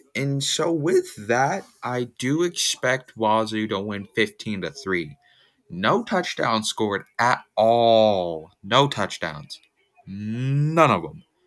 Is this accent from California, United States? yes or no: yes; California, United States; now in Washington, United States; I was born in California, I do live in Washington, the state, not D C